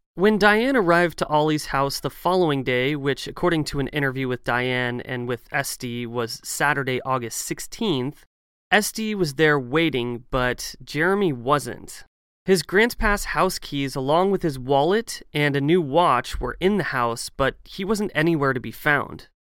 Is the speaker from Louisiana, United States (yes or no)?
no; Oregon, United States; based in my home state of Oregon